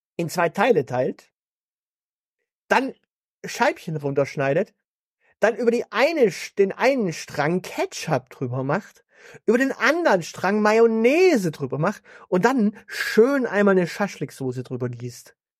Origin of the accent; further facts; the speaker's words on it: Stuttgart, Baden-Württemberg, Germany; bei uns in Stuttgart